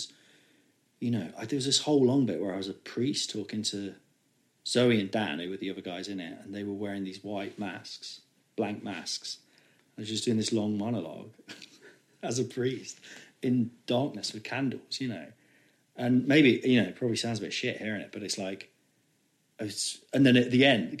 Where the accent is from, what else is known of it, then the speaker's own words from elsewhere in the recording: Nottingham, East Midlands, United Kingdom; I was from Nottingham